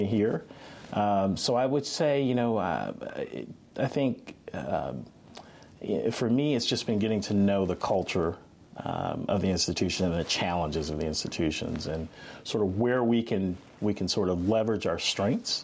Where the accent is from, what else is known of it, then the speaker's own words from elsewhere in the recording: Florida, United States; moved away as an adult; now in Augusta, United States; I'm from Florida